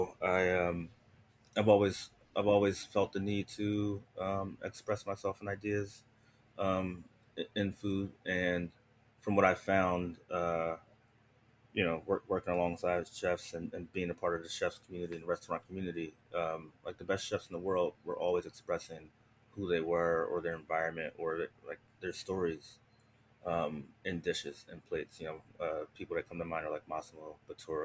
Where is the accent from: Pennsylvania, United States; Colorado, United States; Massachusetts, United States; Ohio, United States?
Pennsylvania, United States; Philadelphia; I grew up in Philadelphia, Pennsylvania